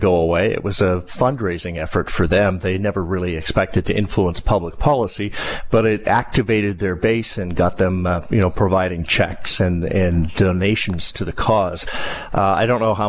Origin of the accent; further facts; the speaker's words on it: British Columbia, Canada; I'm from British Columbia.